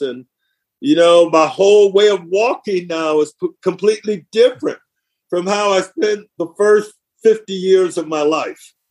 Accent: Flint, Michigan, United States; I'm from Flint, Michigan

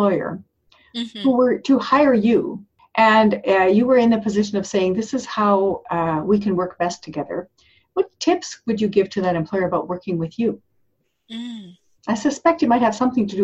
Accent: Canada; being Canadian

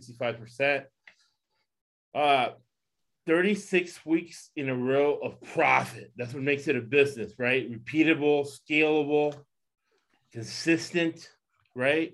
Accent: the South, United States; moved away; I was down in the South, Lakewood High

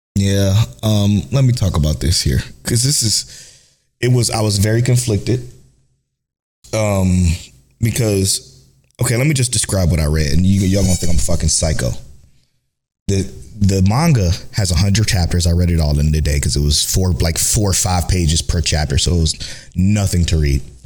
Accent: Cleveland, Ohio, United States; we're from Cleveland

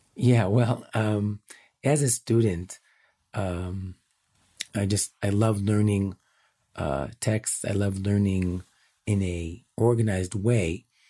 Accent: Chicago, Illinois, United States; now in Jerusalem, Israel; I'm born and raised in Chicago

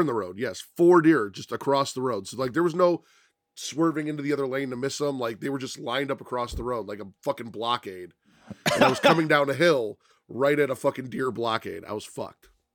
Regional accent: Chicago, Illinois, United States; I grew up on the South Side

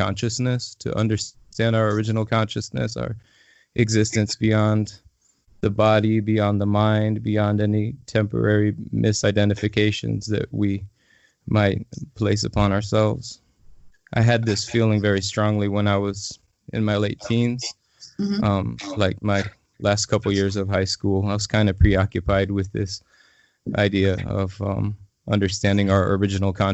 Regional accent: Illinois, United States; now in Asheville, United States; I'm originally from Illinois

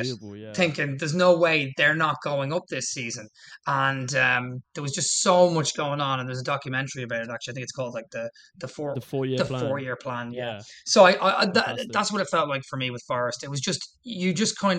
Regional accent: Ireland; I'm from Ireland

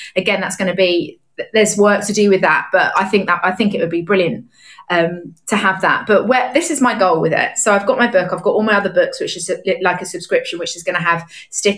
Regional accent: London, United Kingdom; moved away as an adult; now in Nashville, United States; I'm from London

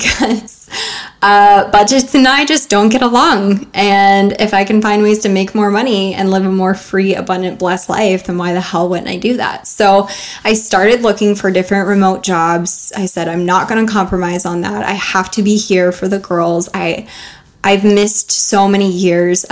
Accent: United States; as an American

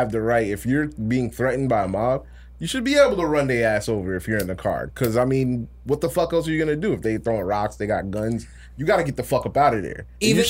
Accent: the South, United States; we're from the South

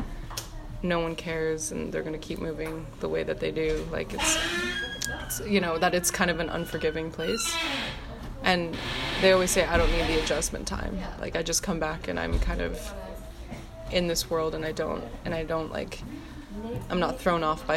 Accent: New York City, New York, United States; being a New Yorker

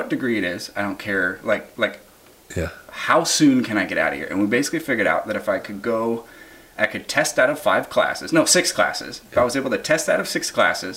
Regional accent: Seattle, Washington, United States; now in Southern California, United States; I'm from Seattle, Washington originally

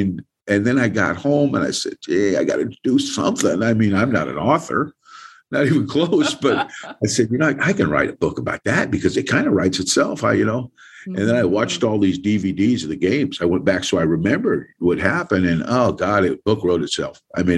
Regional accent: Salinas, California, United States; moved away as an adult; also born or lived in Alabama; being a Californian, okay, through and through, I mean, I'm from Salinas, California.

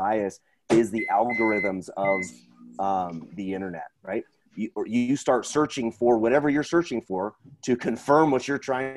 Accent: Portland, Oregon, United States; I grew up in Portland, so there's a lot of people on the way, way left

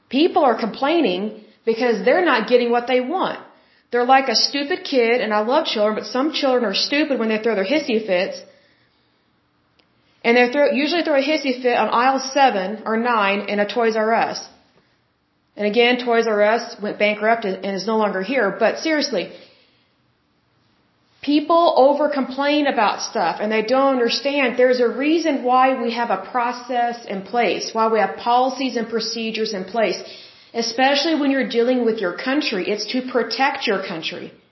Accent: Oklahoma, United States; I'm from Oklahoma and we're close to the border

